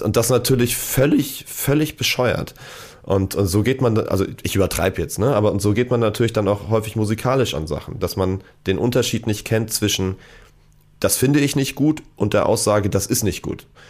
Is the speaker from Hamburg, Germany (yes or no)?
yes; Hamburg, Germany; also born or lived in Munich; ich bin in Hamburg geboren, habe dann aber meine ersten Jahre in München verbracht und äh, bin in der Leopoldstraße eingeschult worden. Und äh, ja, bin dann irgendwann wieder zurück